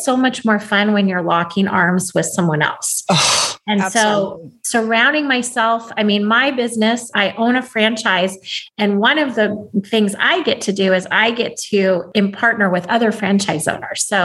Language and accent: English; Alaska, United States; now in California, United States; I live in California, but I was raised in Alaska